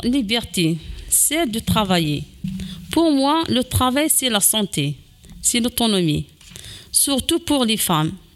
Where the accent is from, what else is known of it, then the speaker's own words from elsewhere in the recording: Kabylie, Algeria; now in France; de là où je viens, dans certaines parties de la Kabylie